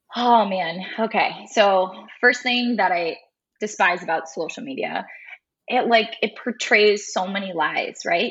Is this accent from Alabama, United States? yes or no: no; Farley, Iowa, United States; Dubuque is about 20 minutes away from my hometown